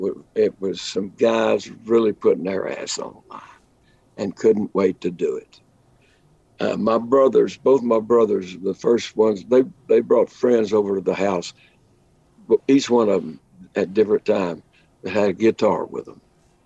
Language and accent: English; Lubbock, Texas, United States; I grew up in Lubbock, Texas, hub of the plains, the Llano Estacado, as the Spaniards called it.